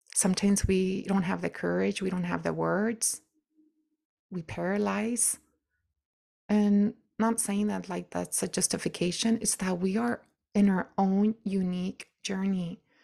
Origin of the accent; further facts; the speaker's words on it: United States; I'm still an American woman.